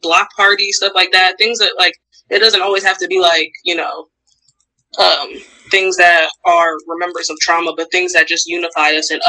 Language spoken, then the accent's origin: English; Harrisburg, Pennsylvania, United States; I knew a lot of people growing up in Harrisburg